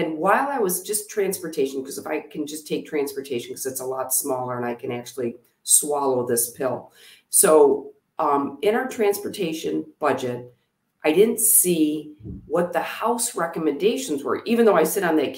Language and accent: English; Oxford, Michigan, United States; we grew up in Oxford. Half of my life was spent in Oxford